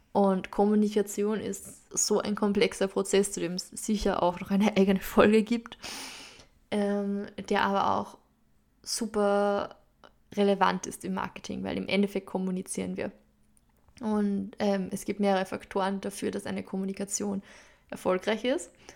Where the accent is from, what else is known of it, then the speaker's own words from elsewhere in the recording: Upper Austria, Austria; accent: Upper Austrian dialect; also born or lived in London; meinen oberösterreichischen Dialekt, der mir manchmal einfach reinrutschen wird